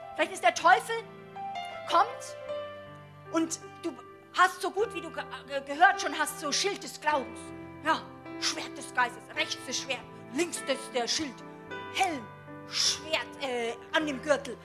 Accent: Germany; als Deutsche

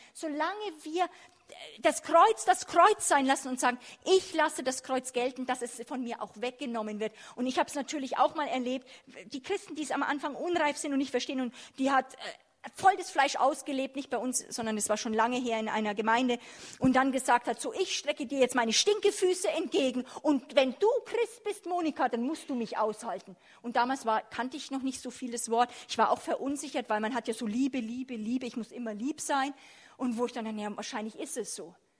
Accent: Germany; wir als Deutsche

